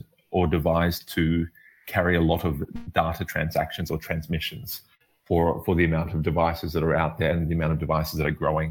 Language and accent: English; Australia; also born or lived in Middle East; now in Berlin, Germany; I'm originally from Australia